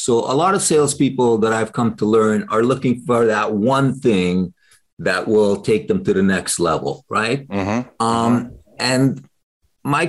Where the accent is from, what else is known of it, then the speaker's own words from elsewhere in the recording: Canada; I'm Canadian